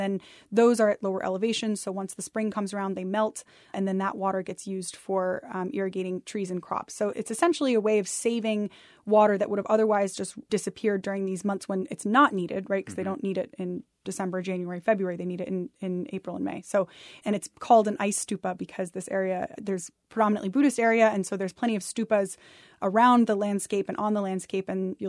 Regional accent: Ithaca, New York, United States; Yeah, I grew up in Ithaca, New York, and my mother had bought a house on the edge of Cayuga Lake that was an old fishing shack and it had a dirt floor and an outhouse.

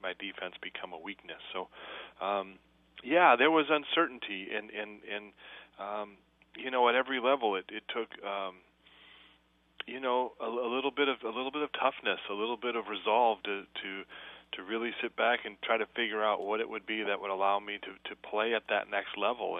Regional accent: Flint, Michigan, United States; growing up in Flint, Michigan

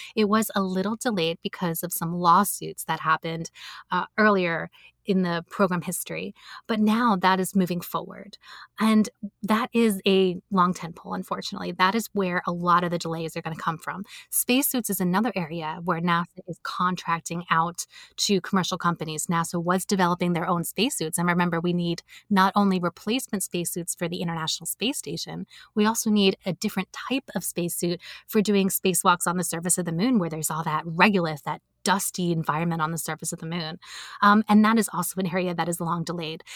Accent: United States; I'm an American

